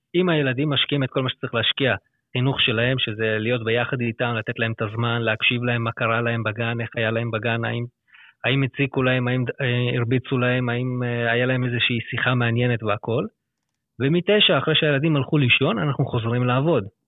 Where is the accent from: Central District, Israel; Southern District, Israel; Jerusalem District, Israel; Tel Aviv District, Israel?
Central District, Israel; Lod; moved away as an adult; also born or lived in Herzliya / Jaffa / Petah Tikva / Hod HaSharon; now in Afula, Israel; במקור אני מלוד